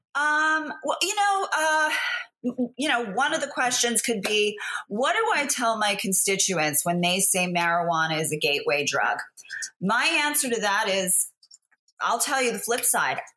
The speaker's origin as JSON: {"language": "English", "region": "New Jersey", "country": "United States", "tie": "born or raised there", "said": "it's my hometown"}